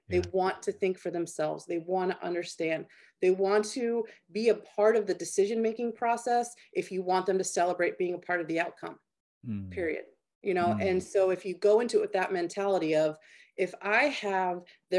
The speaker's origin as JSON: {"language": "English", "region": "Maryland", "country": "United States", "tie": "born or raised there", "said": "You know, I grew up in Maryland."}